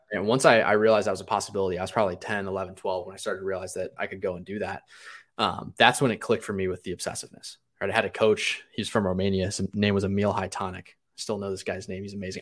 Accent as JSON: {"language": "English", "town": "Cleveland", "region": "Ohio", "country": "United States", "tie": "born or raised there", "said": "I grew up in Cleveland, Ohio"}